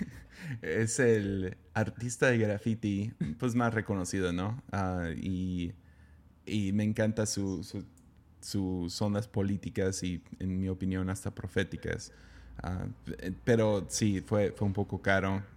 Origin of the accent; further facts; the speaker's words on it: Mexico; siendo mexicano